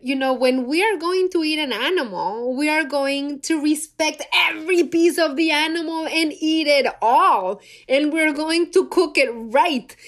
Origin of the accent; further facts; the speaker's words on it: Mexico City, Mexico; moved away; I'm from Mexico City, born and raised there